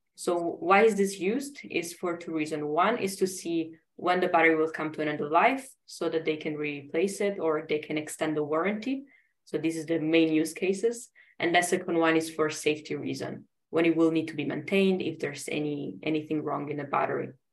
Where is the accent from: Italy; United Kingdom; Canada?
Italy; English is a second language; moved away as an adult; also born or lived in Sweden; now in Germany; I'm originally from Italy and I studied in uh, different countries and now I'm I'm in Germany